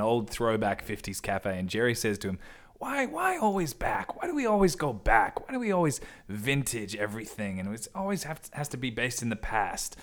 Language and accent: English; Perth, Western Australia, Australia; moved away as an adult; now in Sydney, Australia; I've grown up in Perth. since I was four years old